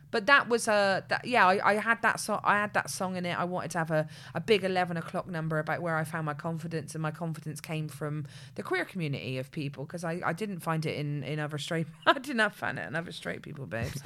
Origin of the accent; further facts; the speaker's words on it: Bristol, South West England, United Kingdom; the two of us are not only from Bedmin-, uh, are not only from Bristol, but we're from Bedminster